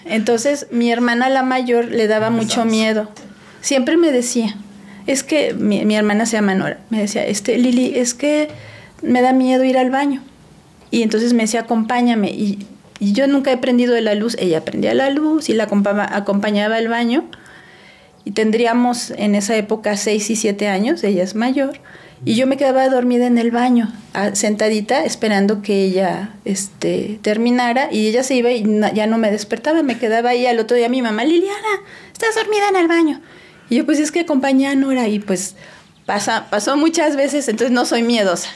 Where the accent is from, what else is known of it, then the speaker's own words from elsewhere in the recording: Puebla, Mexico; moved away as an adult; also born or lived in Mexico City / Celaya; now in Aguascalientes, Mexico; crecí prácticamente 30 años de mi vida, viví en Puebla pero aunque nací en la Ciudad de México como ustedes